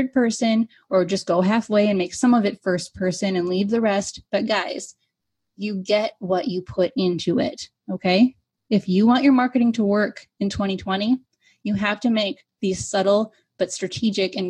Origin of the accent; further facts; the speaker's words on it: United States; I am an American